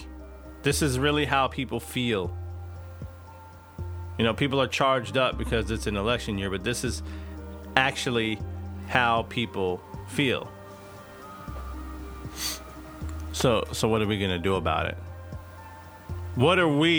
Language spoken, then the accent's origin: English; East Texas, United States; I grew up in Bible Belt East Texas